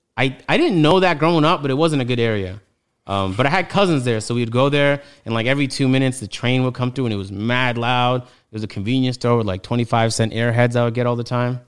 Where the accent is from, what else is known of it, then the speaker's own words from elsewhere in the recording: Toronto, Ontario, Canada; I'm from Toronto, so when he's talking about Kennedy Road, I'm like, yeah, I know